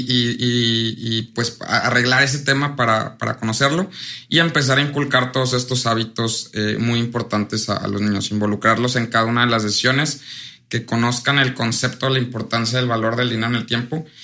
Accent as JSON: {"language": "Spanish", "town": "Orizaba", "region": "Veracruz", "country": "Mexico", "said": "Soy de Orizaba"}